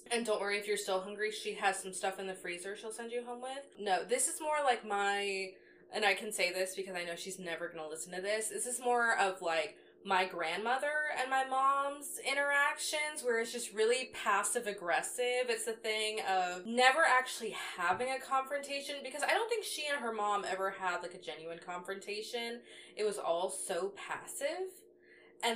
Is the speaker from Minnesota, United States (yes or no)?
no; Georgia, United States; born and raised in Georgia